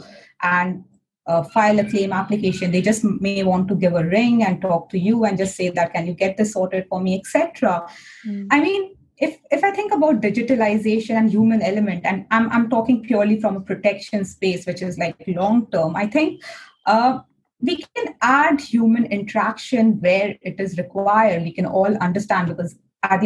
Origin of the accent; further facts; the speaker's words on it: India; Being an Indian woman in a white industry